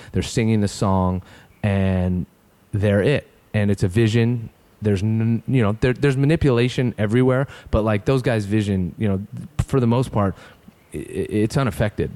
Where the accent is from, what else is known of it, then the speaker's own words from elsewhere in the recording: San Francisco, California, United States; now in Los Angeles, United States; I grew up in San Francisco Bay Area.